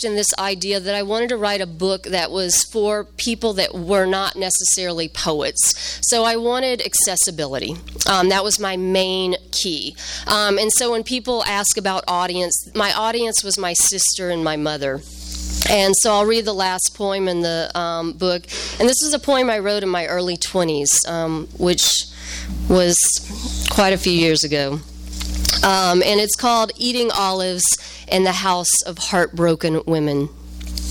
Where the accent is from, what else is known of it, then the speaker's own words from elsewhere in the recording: the South, United States; also born or lived in Louisiana / Arkansas; now in Chicago, United States; I'm from the South. I'm from a very small town in the South